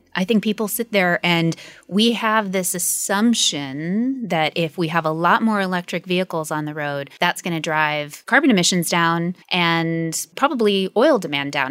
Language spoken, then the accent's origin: English; United States; accent: American; you can hear from my accent. I'm American.